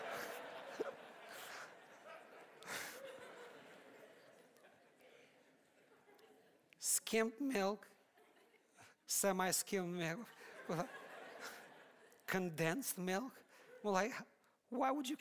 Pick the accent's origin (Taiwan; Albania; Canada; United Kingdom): Albania; moved away; I'm from Albania.